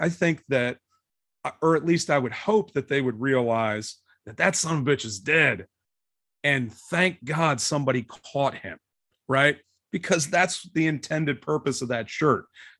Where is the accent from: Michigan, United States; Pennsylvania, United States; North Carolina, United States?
Pennsylvania, United States; right outside of Philadelphia; now in Cincinnati, United States; I grew up right outside of Philadelphia.